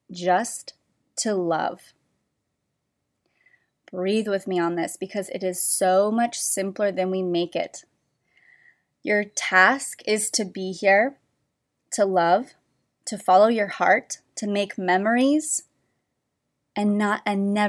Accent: Orange County, California, United States; moved away; I was from Orange County

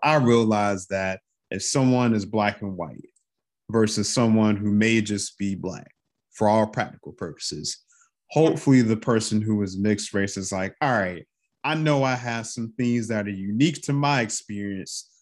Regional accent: North Carolina, United States; I'm from North Carolina, I'm from down south

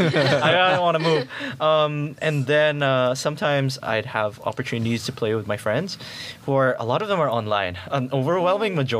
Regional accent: Philippines; now in Singapore; I'm from the Philippines

